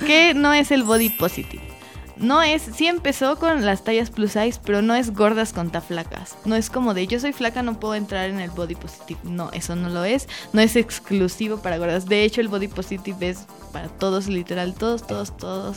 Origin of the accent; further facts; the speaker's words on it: Mexico; uno como mexicana